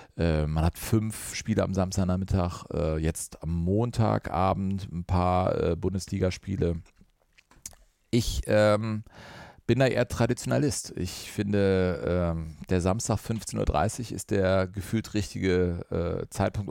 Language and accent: German; Cologne, North Rhine-Westphalia, Germany; Ich liebe das Ruhrgebiet, habe eine Dortmunderin geheiratet, bin gebürtiger Kölner